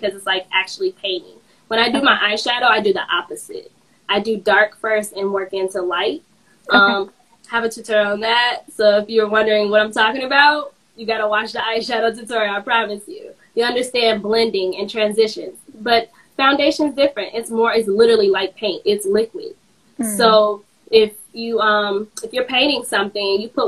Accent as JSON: {"language": "English", "town": "Chicago", "region": "Illinois", "country": "United States", "tie": "born or raised there", "said": "I'm from Chicago, born and raised"}